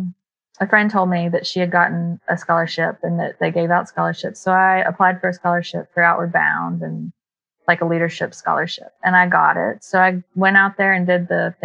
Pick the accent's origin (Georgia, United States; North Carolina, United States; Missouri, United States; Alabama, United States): North Carolina, United States; Waynesville; accent: twangy, a little bit of a drawl; moved away as an adult; also born or lived in Tennessee; I grew up in Waynesville, North Carolina